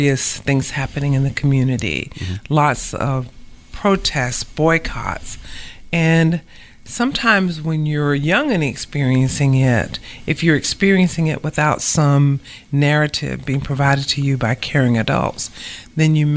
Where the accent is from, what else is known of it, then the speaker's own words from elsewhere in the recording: Savannah, Georgia, United States; moved away as an adult; also born or lived in Dayton, Ohio / New Haven, Connecticut; I grew up right here in Savannah